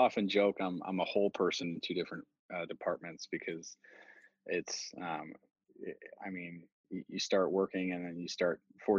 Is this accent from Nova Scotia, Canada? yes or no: yes; Halifax, Nova Scotia, Canada; a lot of people don't realize that I'm French Canadian. But I mean, I grew up in Halifax.